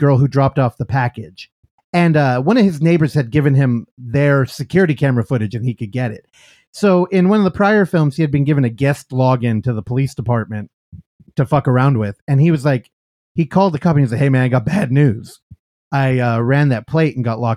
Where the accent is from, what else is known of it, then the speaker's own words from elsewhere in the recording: California, United States; I grew up in California. We don't have basements here or attics